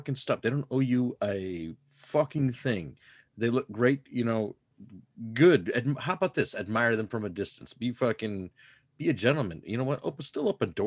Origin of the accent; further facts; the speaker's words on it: United States; I'm an American